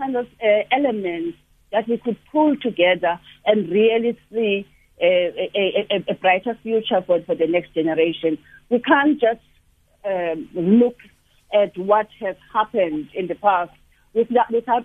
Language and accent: English; South Africa; as South Africans